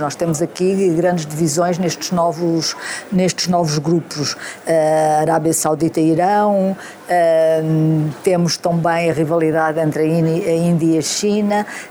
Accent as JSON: {"language": "Portuguese", "town": "Beja", "region": "Alentejo", "country": "Portugal", "tie": "born or raised there", "said": "Sou de Beja"}